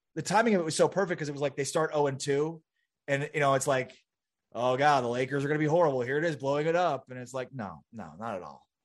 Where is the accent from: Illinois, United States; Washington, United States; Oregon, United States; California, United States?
Illinois, United States; Chicago; now in Dallas, United States; I grew up in Chicago.